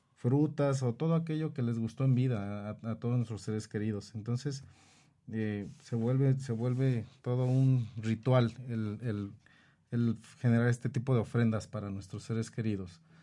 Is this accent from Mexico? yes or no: yes; Mexico; Nosotros como mexicanos